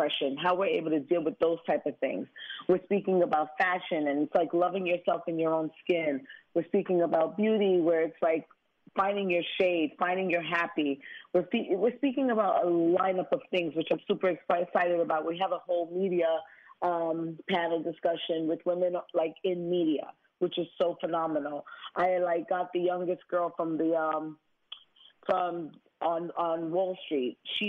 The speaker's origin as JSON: {"language": "English", "town": "Brooklyn", "region": "New York", "country": "United States", "tie": "born or raised there", "said": "Me growing up in Brooklyn, I could have taken a different route."}